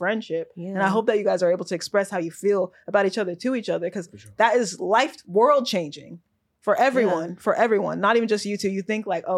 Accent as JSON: {"language": "English", "town": "Oakland", "region": "California", "country": "United States", "tie": "born or raised there", "said": "I am from Oakland. But yes, part that, it's like the environment when you grow up in the hood."}